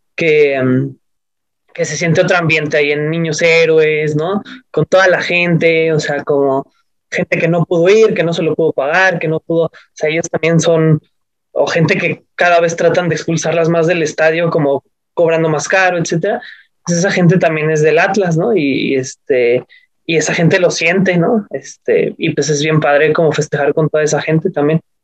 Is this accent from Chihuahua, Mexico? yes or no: no; Mexico City, Mexico; yo soy del DF